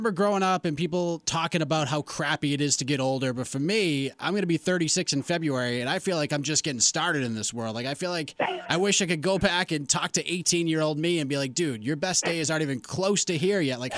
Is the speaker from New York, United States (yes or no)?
no; Boston, Massachusetts, United States; I grew up in the Boston area.